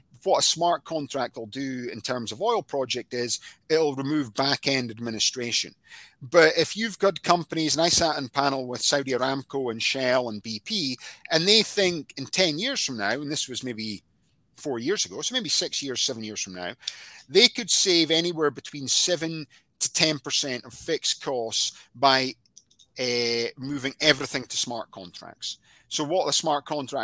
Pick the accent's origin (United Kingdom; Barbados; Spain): United Kingdom; Scotland; I'm Scottish